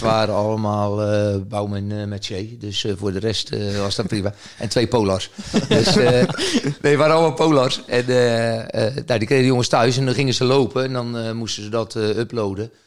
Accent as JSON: {"language": "Dutch", "region": "the West", "country": "Netherlands", "also_born_or_lived": "Rotterdam area", "moved": "as an adult", "lives_now": "Groningen, Netherlands", "said": "ik kom wel uit het Westen"}